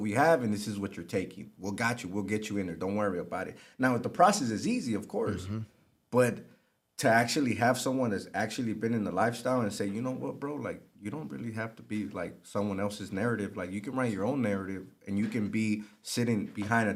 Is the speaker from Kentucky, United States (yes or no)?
no; Los Angeles, California, United States; I grew up in South Central Los Angeles, so I'm very familiar with the area